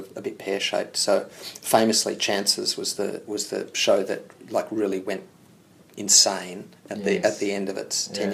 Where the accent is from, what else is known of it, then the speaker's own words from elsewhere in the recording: Hawthorn, Victoria, Australia; I grew up in Hawthorne